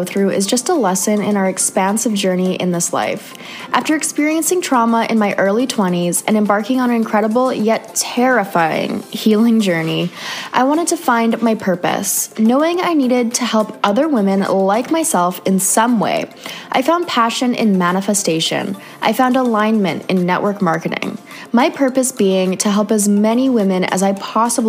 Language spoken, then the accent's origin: English; Canada; another Canadian girl